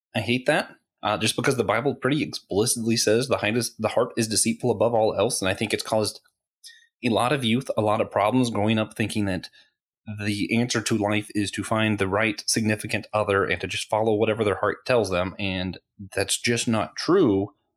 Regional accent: Florida, United States; I grew up in Florida, so naturally we went to Disney World a lot

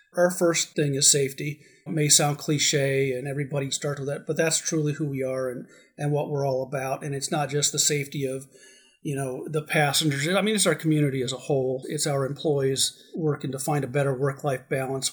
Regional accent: Arizona, United States; also born or lived in Southern California; I am glad to be grounded back in my home state

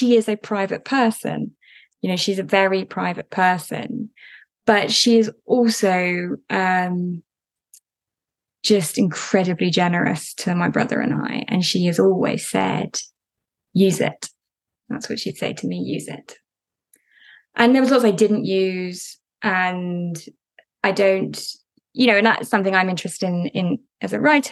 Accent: United Kingdom; as a British person

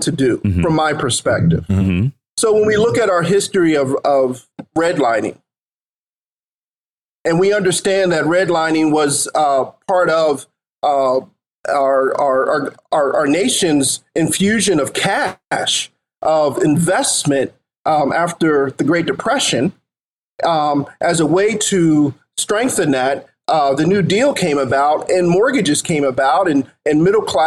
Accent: Philadelphia, Pennsylvania, United States; the block or two that I grew up on in North Philly

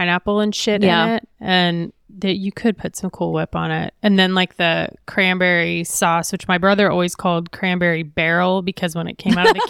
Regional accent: Midwest, United States; moved away; It was a great place to grow up.

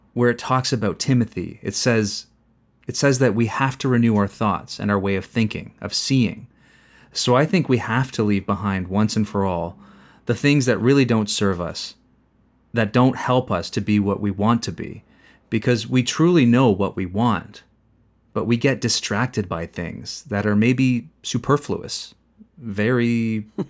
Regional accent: Zapotitlán Tablas, Guerrero, Mexico; moved away as an adult; also born or lived in Los Angeles / Maryland; now in Santa Ana, United States; I'm from Guerrero State, the mountain region. They say it's the heart of the mountain, but to be precise, I'm from Zapotitlan Tablas, Guerrero.

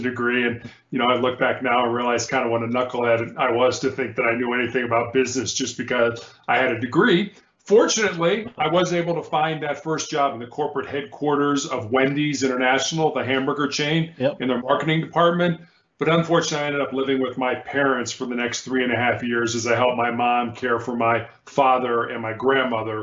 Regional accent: Chicago, Illinois, United States; also born or lived in Charleston, South Carolina; born and raised in Chicago

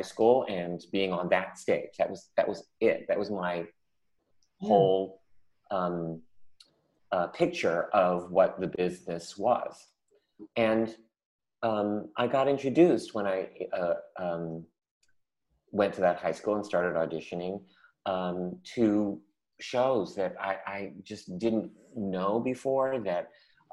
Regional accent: San Francisco, California, United States; when I was little, I grew up in San Francisco

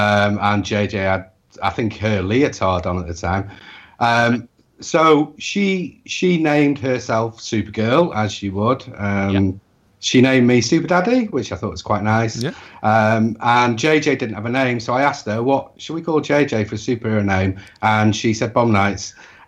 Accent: Wales, United Kingdom; I'm Welsh.

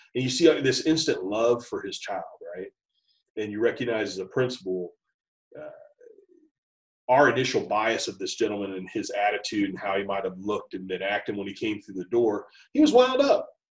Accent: Kettering, Ohio, United States; also born or lived in Beavercreek, Ohio / Dayton, Ohio; I grew up in Dayton, Ohio area. Uh, born and raised in Kettering and Beaver Creek, uh, Ohio.

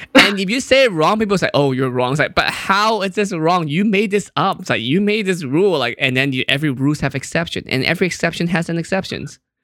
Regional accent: Hong Kong; moved away; also born or lived in Fremont, California

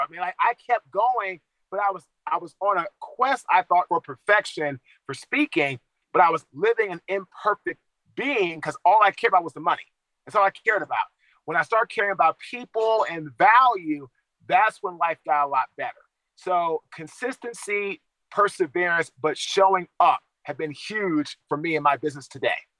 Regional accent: Washington, District of Columbia, United States; I'm from Washington, D.C.

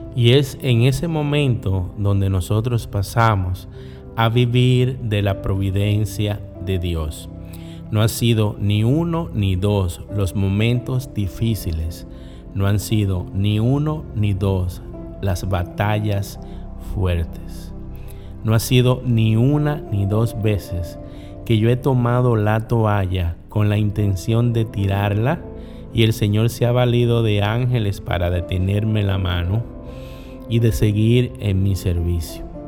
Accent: La Romana, Dominican Republic; En la esquina de mi barrio, en el ensanche La Voz de la Romana, había un negocio

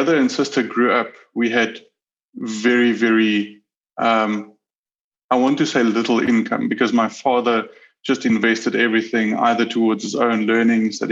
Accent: Pretoria, Gauteng, South Africa; I was born in Pretoria, South Africa, with two siblings

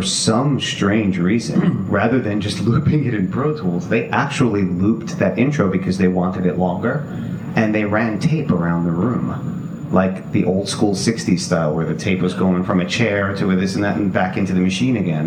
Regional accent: New York, United States; we're all from New York

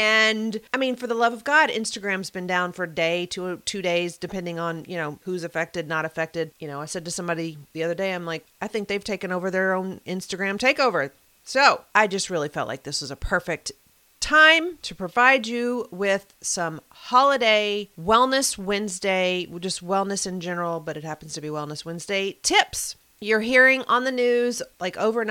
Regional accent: Mayfield, Kentucky, United States; moved away; my home state of Kentucky and my home city, Mayfield, Kentucky

